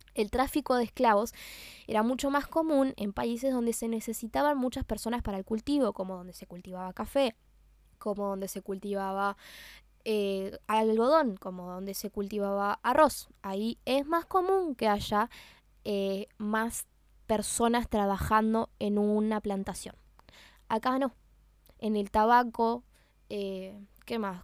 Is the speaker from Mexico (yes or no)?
no; Uruguay; Y yo nací acá y yo me considero uruguaya, 100% uruguaya. Si me preguntan, yo soy de acá